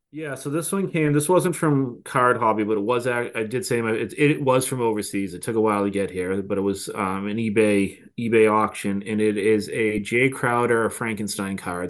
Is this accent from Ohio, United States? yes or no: no; Boston, Massachusetts, United States; accent: Boston; my Bad Boston accent